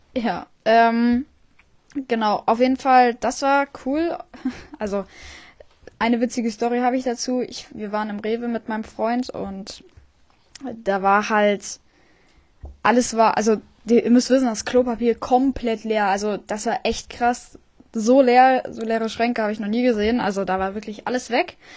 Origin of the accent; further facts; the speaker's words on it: Friedland, Mecklenburg-Vorpommern, Germany; ich komme auch aus Friedland